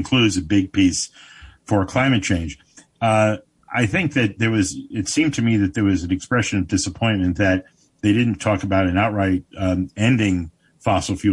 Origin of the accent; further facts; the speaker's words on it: Paterson, New Jersey, United States; I was born in Patterson